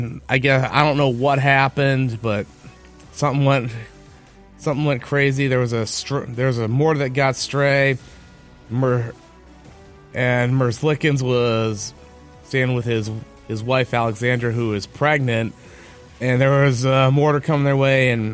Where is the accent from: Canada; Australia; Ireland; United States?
United States; Michigan; my home state of Michigan